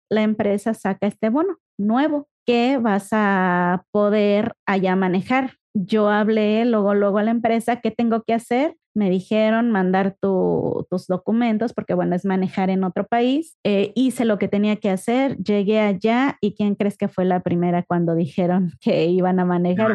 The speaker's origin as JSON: {"language": "Spanish", "town": "Ecatepec", "region": "State of Mexico", "country": "Mexico", "tie": "born or raised there", "moved": "as an adult", "lives_now": "Guadalajara, Mexico", "said": "nosotros venimos de Catepec, de Catepum. por allá andábamos, por allá vivimos, crecimos, nos conocimos, nos casamos"}